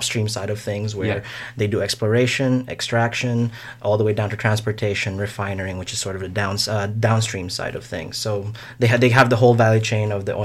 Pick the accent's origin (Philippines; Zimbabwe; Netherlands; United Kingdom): Philippines; also born or lived in Nova Scotia, Canada / Alberta, Canada; now in Canada; growing up in the Philippines, we had rolling blackouts when I was growing up